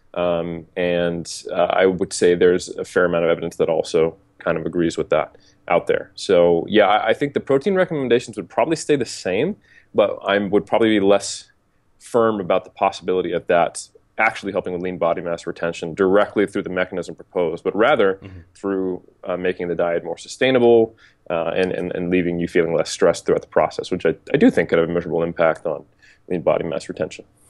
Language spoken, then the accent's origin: English; United States; moved away as an adult; now in New Zealand; I'm an American who's living in New Zealand